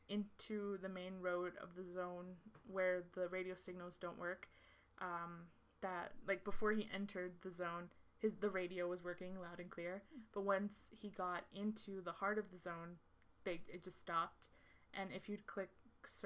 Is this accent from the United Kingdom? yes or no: no; Chihuahua, Mexico; my home state